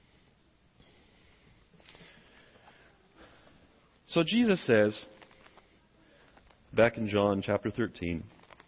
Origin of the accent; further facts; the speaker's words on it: the South, United States; accent: southern; I'm speaking with my southern accent.